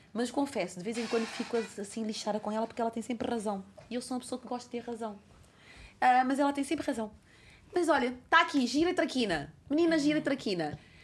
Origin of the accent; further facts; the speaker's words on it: Cape Verde; now in Portugal; Cabo Verde, a minha terra natal